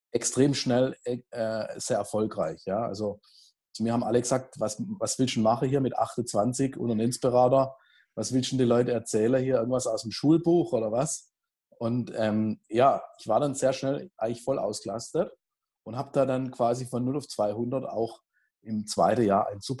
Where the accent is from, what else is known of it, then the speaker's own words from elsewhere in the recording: Heilbronn, Baden-Württemberg, Germany; also in meiner Heimatstadt bin, in, in Heilbronn und Umgebung